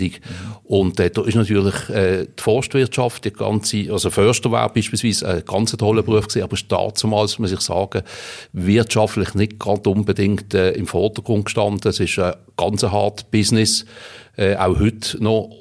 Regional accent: Riehen, Basel-Stadt, Switzerland; Ich bin in Riechen aufgewachsen, jawohl. Geboren bin ich in Basel, aber aufgewachsen in Riechen.

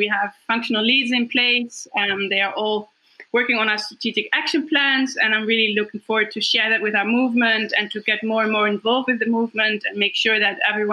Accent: Deventer, Overijssel, Netherlands; my hometown, Deventer, in the Netherlands.

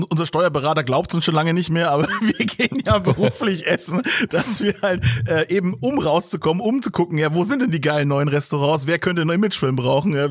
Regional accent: Bavaria, Germany; Bei uns in ähm. Bayern gar nicht.

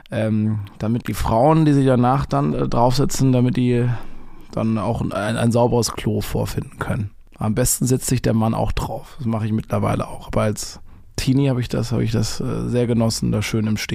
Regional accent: Baden-Württemberg, Germany; accent: Baden; vor zehn Jahren habe ich noch mit einem ganz krassen badischen Akzent geplappert. Ich komme ja aus dem Badenerländer, das ist hier so 750 Kilometer von Berlin weg.

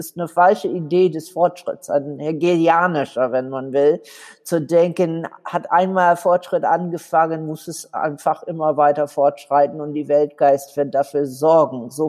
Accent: Southern United States, United States; born there; Ich bin in den Südstaaten von den USA geboren

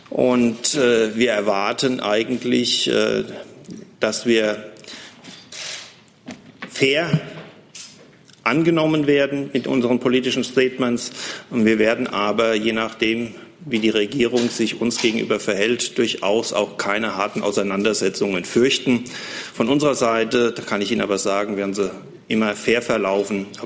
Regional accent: Butzbach, Hesse, Germany; ich komme aus Butzbach.

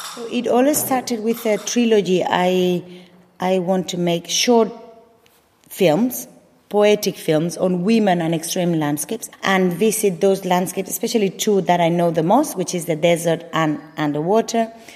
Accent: Mallorca, Balearic Islands, Spain; English is a second language; moved away; also born or lived in Madrid; Nací en Madrid, crecí en Mallorca.

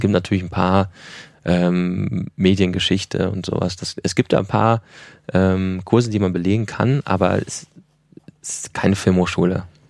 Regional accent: Ruhr area, North Rhine-Westphalia, Germany; moved away; also born or lived in Ilmenau; ich komme aus dem Ruhrgebiet

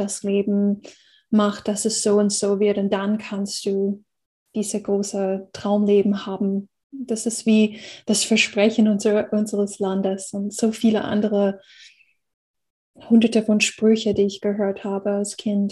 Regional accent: United States; German is a second language; moved away; ich bin in einer Gesellschaft aufgewachsen in Amerika

